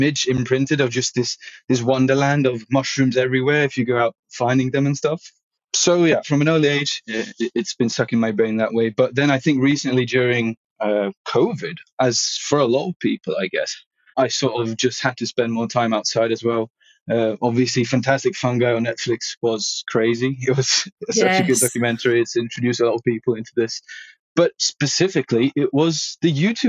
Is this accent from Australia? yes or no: no; Sweden; now in Dundee, United Kingdom; I grew up in Sweden